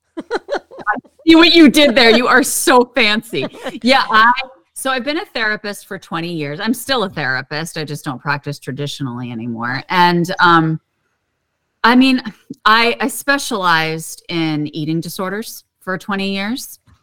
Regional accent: Pittsburgh, Pennsylvania, United States; I grew up in Pittsburgh, Pennsylvania, and that is like the city of hills

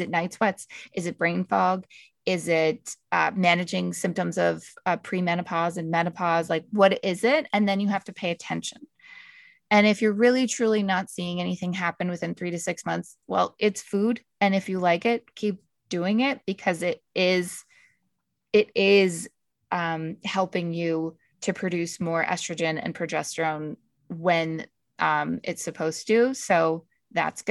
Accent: Canada; I'm from Canada

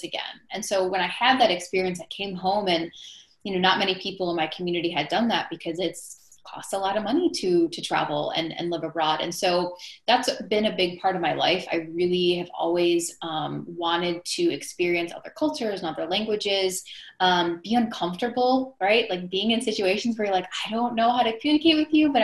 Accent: Milwaukee, Wisconsin, United States; I grew up in the Midwest

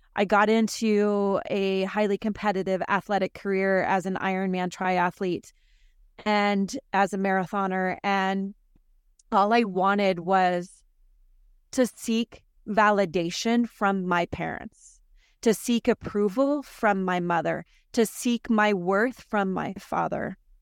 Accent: South Florida, Northern Idaho, United States; I was relocated from South Florida to Northern Idaho

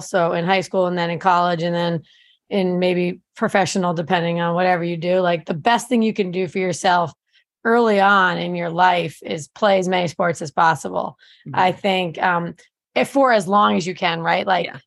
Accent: New Jersey, United States; moved away; I grew up in New Jersey

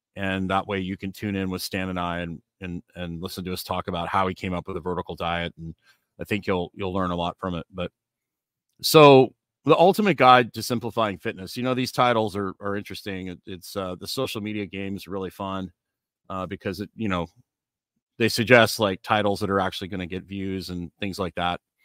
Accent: Canada; when I was growing up in Canada

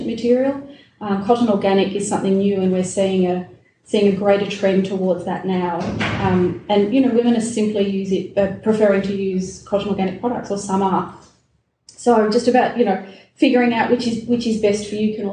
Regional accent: Melbourne, Victoria, Australia; I'm from Melbourne, born and raised in Melbourne

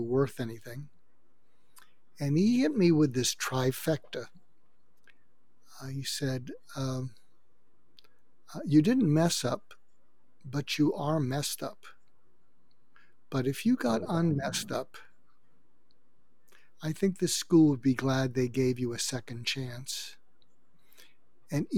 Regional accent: suburb of Boston, Massachusetts, United States; moved away as an adult; also born or lived in Topeka, Kansas / Los Angeles, California; I grew up outside of Boston, in a suburb of Boston

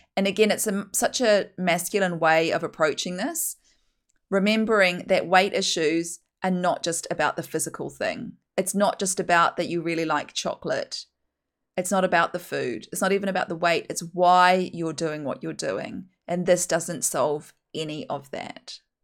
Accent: New Zealand; accent: broad Kiwi; I'm a Kiwi, if you can't tell from my very broad Kiwi accent

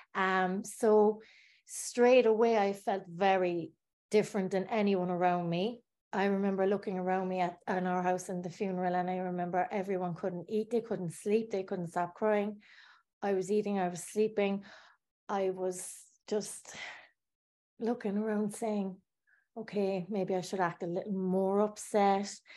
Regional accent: Bandon, Munster, Ireland; I was born in Ireland in Bandon in Cork, a small town. And I grew up in a council estate

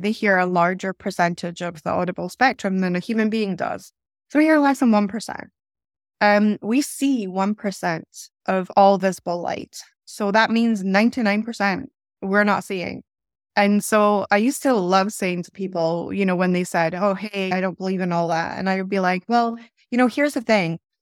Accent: Inverness, Scotland, United Kingdom; also born or lived in Stockholm, Sweden; I moved from Stockholm when I was about ten years of age to Scotland. I moved from a large capital city, Stockholm, that's very vibrant, very multicultural, eh, to Little Inverness

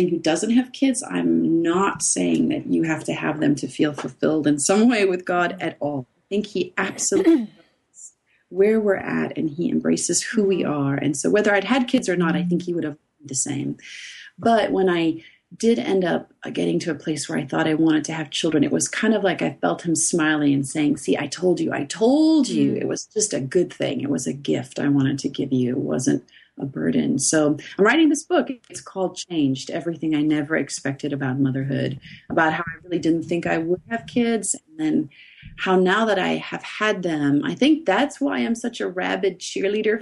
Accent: South Africa; I grew up in South Africa

